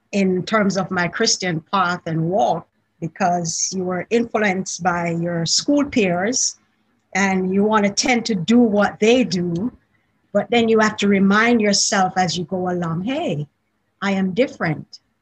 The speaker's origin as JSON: {"language": "English", "country": "Jamaica", "tie": "born or raised there", "accent": "Jamaican", "moved": "yes", "said": "I grew up in Jamaica originally"}